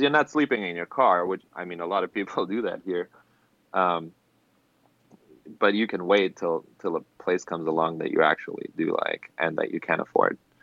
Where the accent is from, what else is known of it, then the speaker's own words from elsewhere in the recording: Germany; English is a second language; moved away as an adult; now in Los Angeles, United States; I'm actually born and raised in Germany